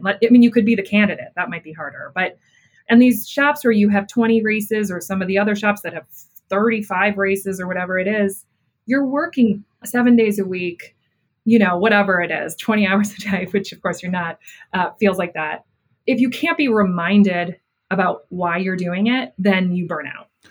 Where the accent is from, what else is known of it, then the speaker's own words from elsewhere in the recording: Buffalo, New York, United States; i grew up in buffalo new york